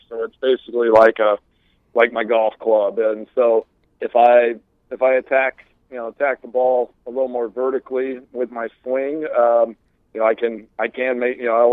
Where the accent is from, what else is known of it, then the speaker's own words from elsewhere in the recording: Texas, United States; I grew up in Texas.